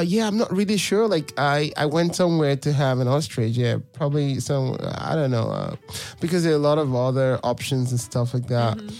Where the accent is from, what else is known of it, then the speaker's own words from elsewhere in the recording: Nigeria; moved away as an adult; now in Europe; I'm from Nigeria